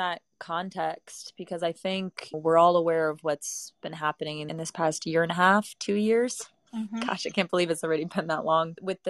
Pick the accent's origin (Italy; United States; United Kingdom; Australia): Italy; English is a second language; also born or lived in Bali, Indonesia; So for me, it's very easy to travel between Europe, but being born and raised in Italy, it's a 30-euro, 40-euro plane ride over.